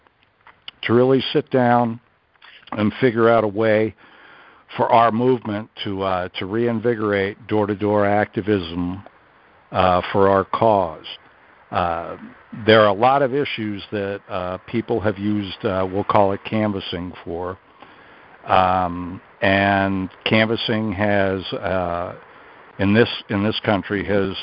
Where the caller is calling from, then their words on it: Vermont, United States; I'm calling from Vermont